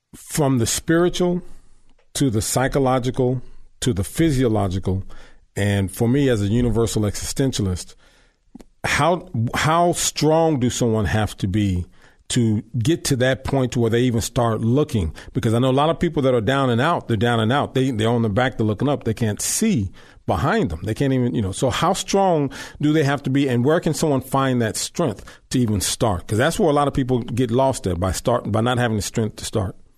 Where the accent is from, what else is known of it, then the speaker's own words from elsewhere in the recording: Long Beach, California, United States; I grew up in Long Beach